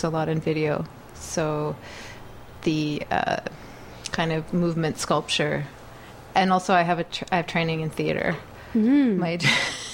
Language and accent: English; Caledonia, Ontario, Canada; moved away as an adult; also born or lived in Guelph, Ontario; now in Montreal, Canada; Originally, I'm from a small town in Ontario called Caledonia